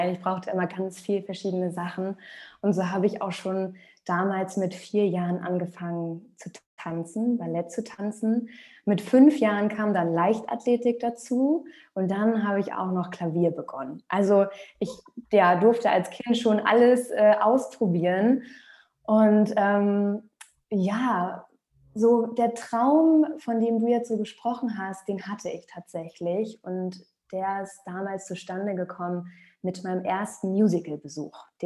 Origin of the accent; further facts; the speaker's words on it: Rostock, Mecklenburg-Vorpommern, Germany; also born or lived in Hamburg, Germany / Australia; now in Rostock, Germany; Ich bin auch gebürtige Rostockerin, ähm, war aber viele Jahre auch in Hamburg. Ich habe zehn Jahre in Hamburg gelebt, habe zwei Jahre im Ausland gelebt, in Australien